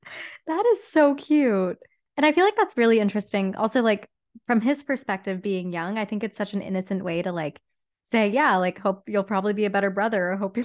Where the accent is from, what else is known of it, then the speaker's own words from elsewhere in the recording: Whitby, Ontario, Canada; I mean, even same for me growing up in Whitby, Ontario. Like, the moment I stepped into Toronto, I was like, oh my gosh, the world.